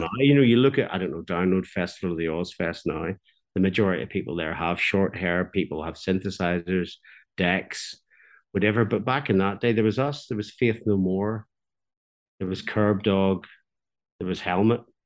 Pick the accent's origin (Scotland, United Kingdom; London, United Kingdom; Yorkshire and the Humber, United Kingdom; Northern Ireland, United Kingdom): Northern Ireland, United Kingdom; Belfast; now in Ballyclare, United Kingdom; I'm from Belfast, but I live in a small market town called Ballyclare